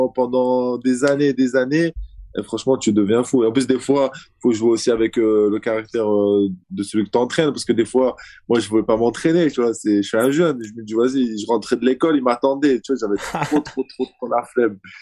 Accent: Azerbaijan; moved away; comme je suis du Caucase, tu vois, je, suis... je viens d'Azerbaïdjan. Donc l'animal chez nous, c'est le loup

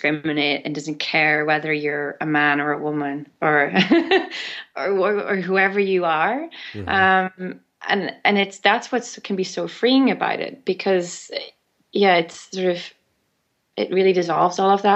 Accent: Ireland; growing up in Ireland with all the myths and legends

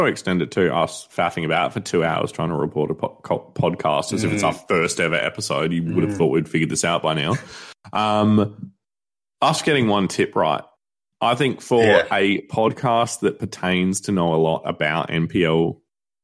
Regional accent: Australia; I can go to that city or town at some point and say that I'm Australian

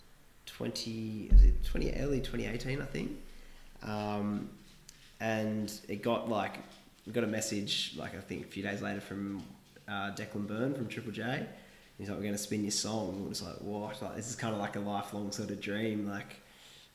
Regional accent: Kiama, New South Wales, Australia; we're from Kiama, both from Kiama.

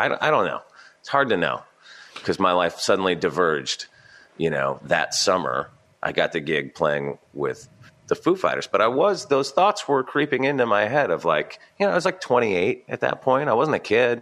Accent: Santa Barbara, California, United States; moved away; growing up in Santa Barbara, I had this kind of chip on my shoulder

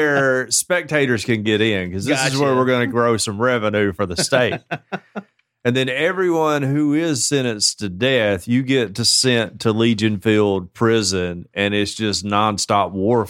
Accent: Canada; This is a story out of Ontario, out of Ontario, Canada, as a Canadian sister.

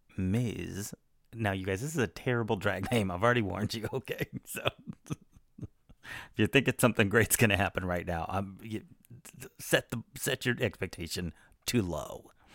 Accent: Texas, United States; I'm from Texas

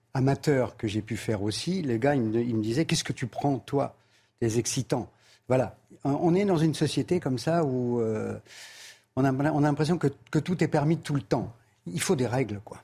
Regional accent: Paris, Île-de-France, France; je suis né à Belleville

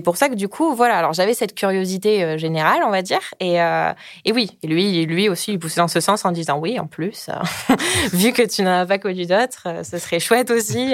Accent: south-west France, France; j'ai 29 ans, je viens du sud-ouest

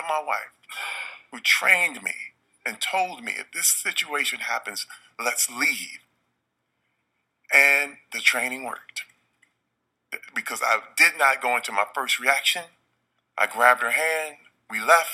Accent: Flint, Michigan, United States; I'm from Flint, Michigan

